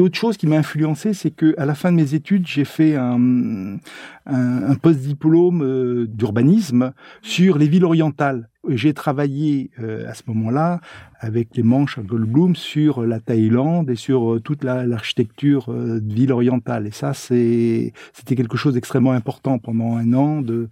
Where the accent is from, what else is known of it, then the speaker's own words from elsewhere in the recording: Blois, Centre-Val de Loire, France; j'étais originaire de Blois